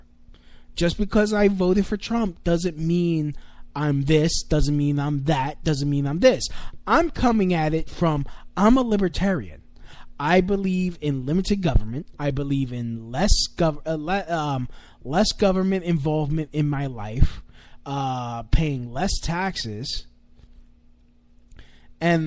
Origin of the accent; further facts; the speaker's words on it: New York City, New York, United States; I'm Hispanic. I grew up here in America. I'm Puerto Rican. I grew up here in New York City